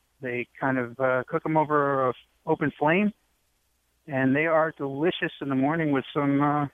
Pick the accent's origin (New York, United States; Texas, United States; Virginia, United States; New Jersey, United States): New York, United States; New York City; moved away as an adult; now in Delaware, United States; I've only been living in Delaware a little over 3 years. I was born in New York City, and I lived there for the first 43 years of my life.